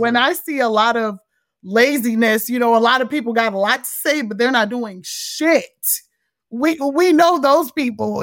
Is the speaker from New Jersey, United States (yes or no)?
no; Montgomery County, Maryland, United States; also born or lived in Frederick, Maryland; I'm from Montgomery County, Maryland, which is a lot more diverse.